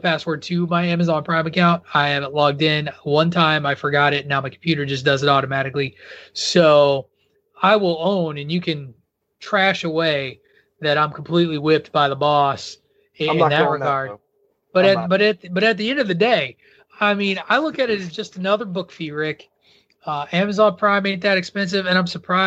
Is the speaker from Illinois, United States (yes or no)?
yes; rural Illinois, United States; moved away; I grew up in rural Illinois